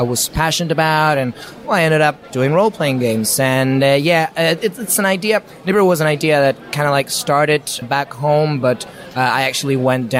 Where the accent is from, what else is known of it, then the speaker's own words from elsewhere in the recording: Argentina; moved away as an adult; now in London, United Kingdom; I'm actually from Argentina, so quite far away.